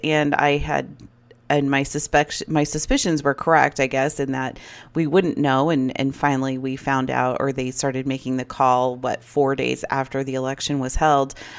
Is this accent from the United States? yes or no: yes; United States